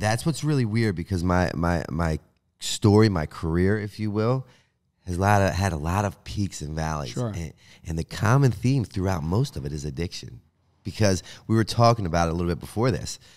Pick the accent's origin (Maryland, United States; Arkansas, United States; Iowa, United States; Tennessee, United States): Maryland, United States; Baltimore; moved away as an adult; also born or lived in Pennsylvania; I was a guy from Baltimore who was homeless